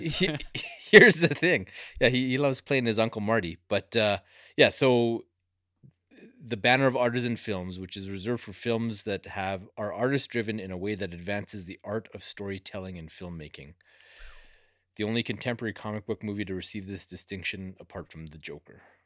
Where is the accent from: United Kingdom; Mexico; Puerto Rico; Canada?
Canada; being Canadian